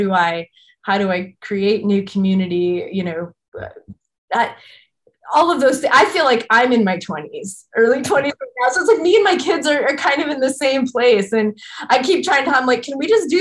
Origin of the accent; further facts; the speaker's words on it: Midwest, United States; as a Midwesterner